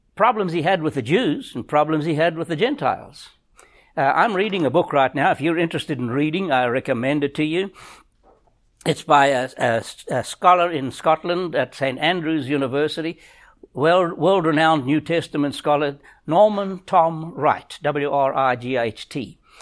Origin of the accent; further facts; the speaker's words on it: South Africa; moved away; we grew up in South Africa, in Africa